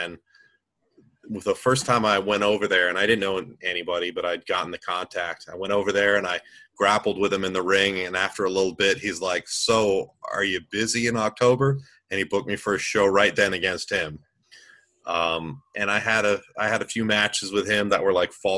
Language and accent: English; Massachusetts, United States; now in Georgia, United States; I grew up in Massachusetts